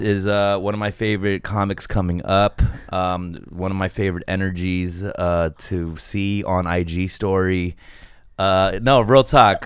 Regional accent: Los Angeles, California, United States; I'm from Koreatown

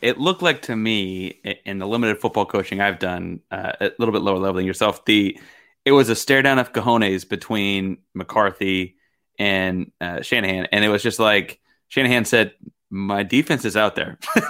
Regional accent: Houston, Texas, United States; born there; listeners of the show know that I was born in Houston.

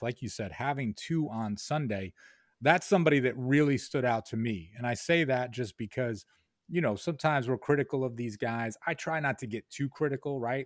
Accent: Rochester, New York, United States; moved away as an adult; now in Albany, United States; I grew up in Rochester

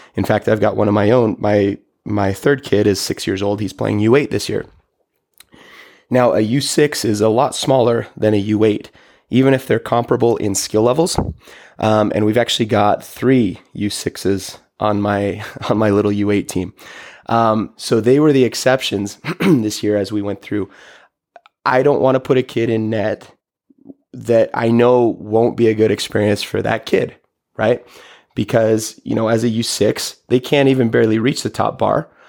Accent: Toronto, Ontario, Canada; as a kid growing up in Toronto

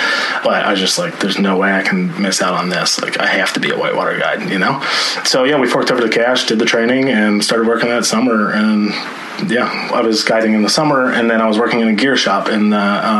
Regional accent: Ohio, United States; moved away as an adult; also born or lived in Colorado / Alaska; three boys, you know, growing up in Ohio

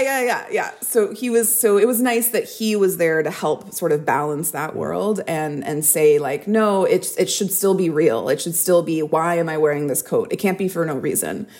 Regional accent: Texas, United States; I grew up in Texas

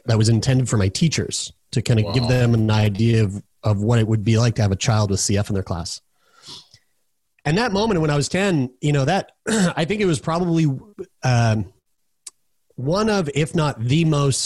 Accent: Halifax, Nova Scotia, Canada; also born or lived in Newfoundland; my parents uprooted their entire life in Newfoundland and moved to here where I'm at right now, Halifax, Nova Scotia, which is my hometown

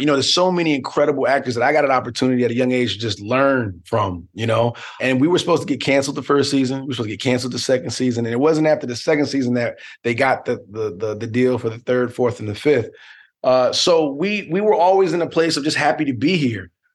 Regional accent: Newark, New Jersey, United States; born or raised there

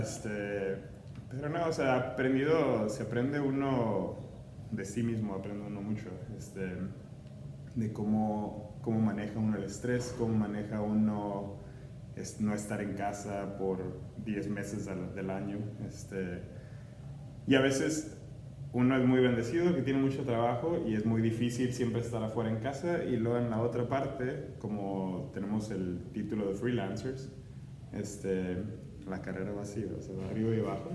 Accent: Ciudad Juárez, Chihuahua, Mexico; moved away; also born or lived in El Paso, Texas / Cincinnati; nací en El Paso, Texas y me crié en Juárez, México

